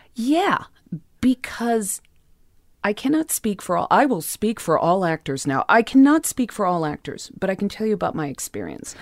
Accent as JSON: {"language": "English", "town": "Los Angeles", "region": "California", "country": "United States", "tie": "born or raised there", "said": "I grew up in the West Hollywood Hills"}